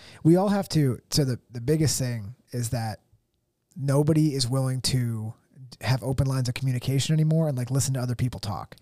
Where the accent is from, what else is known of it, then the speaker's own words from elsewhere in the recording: United States; as an American